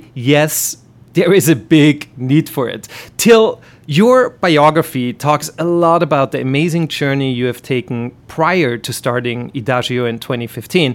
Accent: Vienna, Austria; accent: German; English is a second language; moved away; the world of classical music, which is the same world in which I grew up in back in Vienna

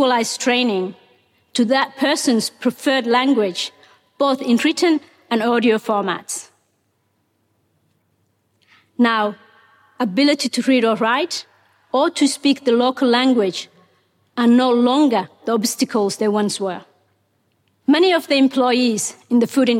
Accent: Somalia; English is a second language; moved away as an adult; also born or lived in Mogadishu, Somalia / Kenya; now in Australia; Ethiopia forced us to move to Somalia's capital, Mogadishu

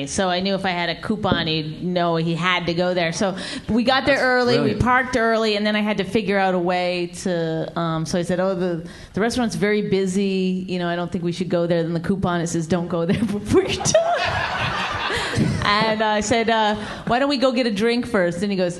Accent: Canada; I mean, I'm Canadian. I apologize all the time anyway

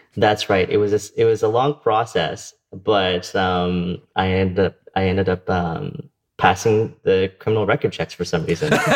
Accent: Windsor, Ontario, Canada; now in Ottawa, Canada; I was born and raised in Windsor, Ontario

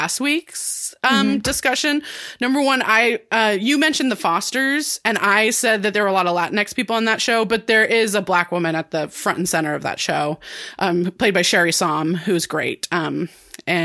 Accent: Santa Cruz, California, United States; the Lost Boys was filmed in my hometown of Santa Cruz, California

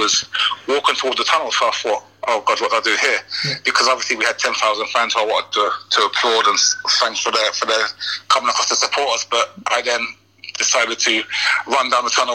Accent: Ipswich, East of England, United Kingdom; moved away; to play for my hometown club in the Premiership

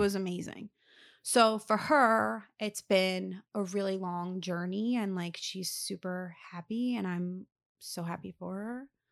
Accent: Lower Gwynedd, Pennsylvania, United States; moved away as an adult; now in New Jersey, United States; I was from Lower Greenwich

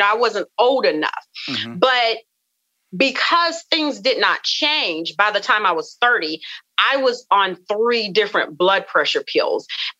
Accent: the South, United States; you know, I come from the South, and we come from, you know, a family of just rich cooking, rich foods.

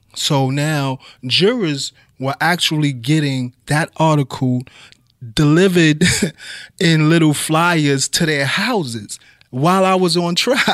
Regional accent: New York City, New York, United States; also born or lived in Brooklyn; I grew up in the Bronx. I grew up at nine twenty-two East two eleven Street in the northeast

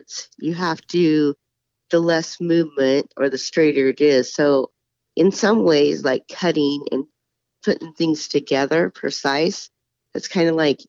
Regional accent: Murray, Utah, United States; I was born in Murray, Utah, and raised in Murray, Utah

